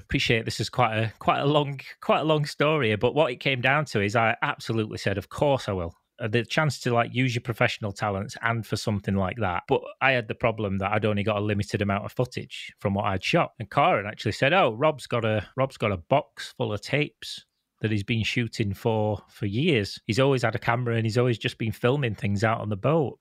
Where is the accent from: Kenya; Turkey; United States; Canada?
Canada; moved away; also born or lived in United Kingdom; I'm from the UK, but I grew up in Canada.